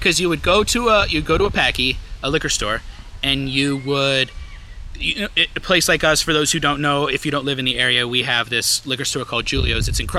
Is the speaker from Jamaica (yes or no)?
no; New England, United States; We are from New England.